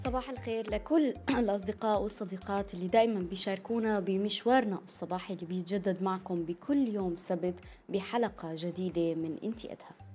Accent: Syria; نحن كسوريين وسوريات

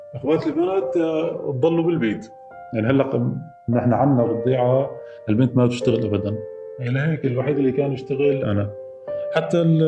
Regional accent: Jisr al-Shughur countryside, Idlib Governorate, Syria; بريف الجسر ضيعتي

